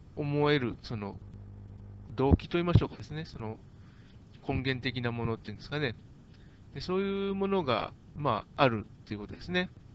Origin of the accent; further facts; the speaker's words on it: Japan; 私日本人だから日本語の方が分かりやすい